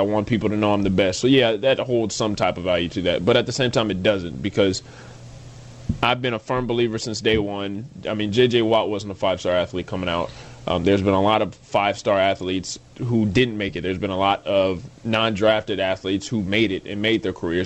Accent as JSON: {"language": "English", "town": "Phoenix", "region": "Arizona", "country": "United States", "tie": "born or raised there", "said": "grew up in Phoenix"}